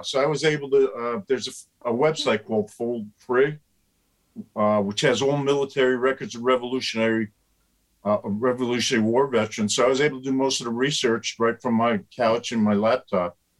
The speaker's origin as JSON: {"language": "English", "town": "Somers", "region": "New York", "country": "United States", "tie": "born or raised there", "moved": "as an adult", "lives_now": "Schoharie, United States", "said": "I grew up in Somers in northern Westchester."}